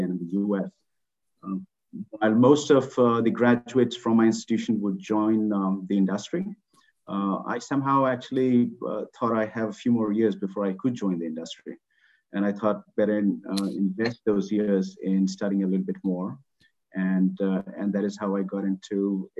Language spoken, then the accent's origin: English; Patna, Bihar, India; also born or lived in Bangkok, Thailand / Libya; I was growing up in Patna, which is a relatively small town in India